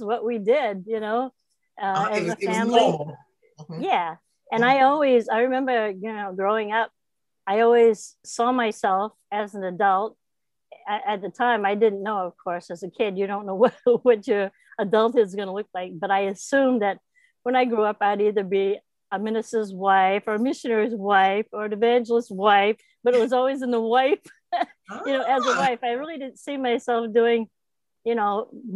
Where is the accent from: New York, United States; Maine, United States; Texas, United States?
Maine, United States; Old Town; I was born in Maine, Old Town Maine